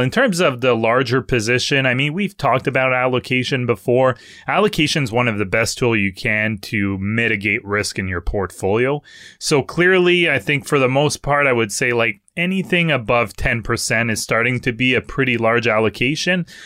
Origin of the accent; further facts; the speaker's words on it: Canada; accent: French; English is a second language; my French accent